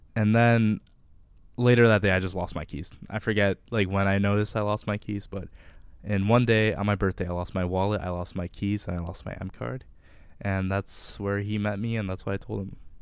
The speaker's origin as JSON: {"language": "English", "town": "Livonia", "region": "Michigan", "country": "United States", "said": "I'm from Livonia, Michigan, which, if you don't know, is a soulless suburb of Detroit"}